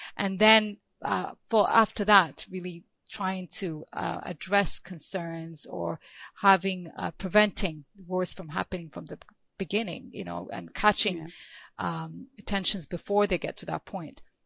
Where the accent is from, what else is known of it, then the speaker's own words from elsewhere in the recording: Ethiopia; I'm from Ethiopia